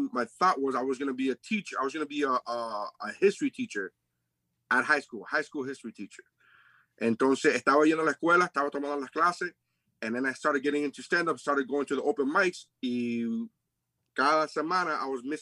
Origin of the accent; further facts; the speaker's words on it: Nicaragua; also born or lived in Sweetwater, Florida; I'm from Nicaragua, bro. Sweetwater